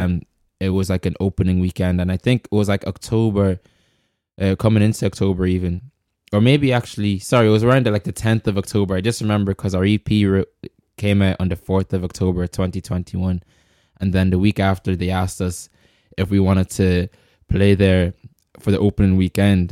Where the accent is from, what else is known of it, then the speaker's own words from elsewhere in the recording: Ireland; also born or lived in Congo; I grew up here